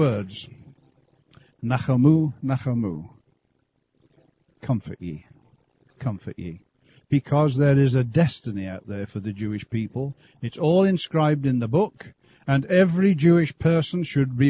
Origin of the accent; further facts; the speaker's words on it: Birmingham, West Midlands, United Kingdom; moved away as an adult; now in Canada; We lived in Great Britain for, since I was born, really, I guess, up until we came out to Canada. So Birmingham area